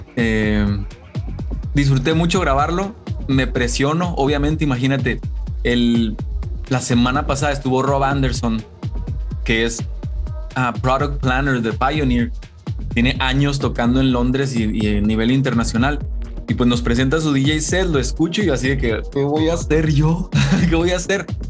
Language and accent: Spanish; Chihuahua, Mexico; como mexicano, como buen chihuahuense de Chihuahua, México